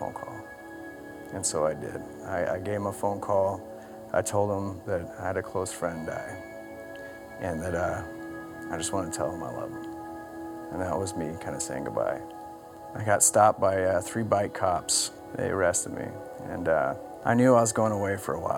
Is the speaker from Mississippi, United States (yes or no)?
no; Blaine, Washington, United States; I grew up in Blaine, Washington. My family moved to Blaine when I was in third grade